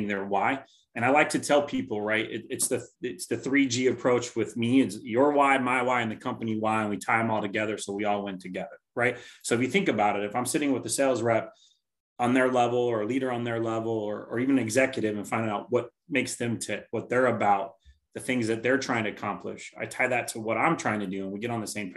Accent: Tacoma, Washington, United States; Born and raised in Tacoma, Parkland area.

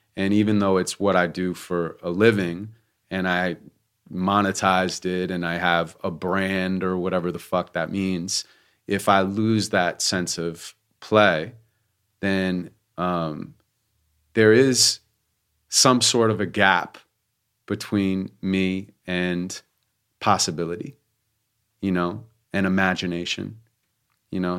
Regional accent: Santa Monica, California, United States; I grew up in Santa Monica, California

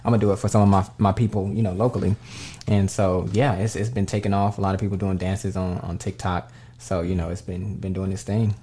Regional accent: Dallas, Texas, United States; moved away as an adult; also born or lived in Las Vegas / California; originally born and raised in Dallas, Texas

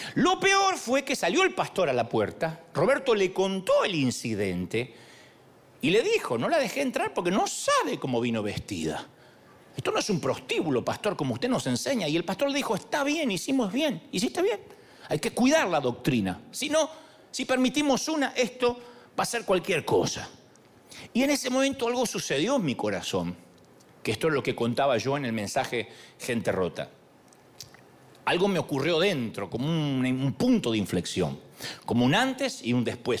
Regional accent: Argentina; decimos en Argentina

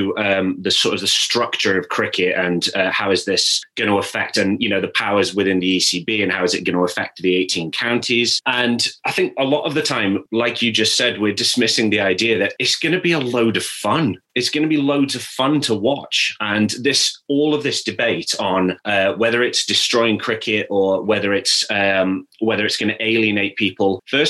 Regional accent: Staffordshire, West Midlands, United Kingdom; I'm from Staffordshire.

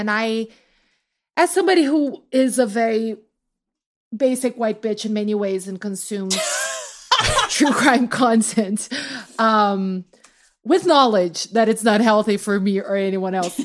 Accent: Brazil; now in United States; as a Brazilian

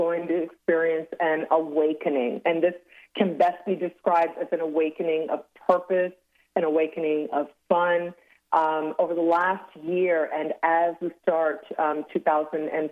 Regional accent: Toronto, Ontario, Canada; also born or lived in Cancun; born and raised in Toronto in Canada

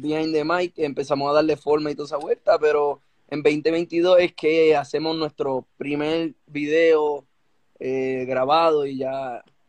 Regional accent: Bayamón, Puerto Rico; yo toda mi vida en Bayamón, viví como dos años por, por el campo, pero volví para Bayamón de nuevo

